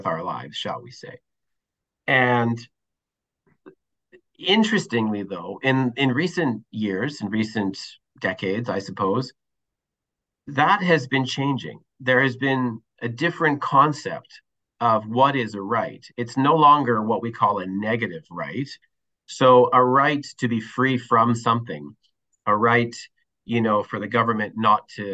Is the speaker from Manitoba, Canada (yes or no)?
yes; Winnipeg, Manitoba, Canada; moved away as an adult; now in Toronto, Canada; I'm born and raised in Winnipeg, Manitoba, actually. I now find myself in Toronto, been here about 10 or 12 years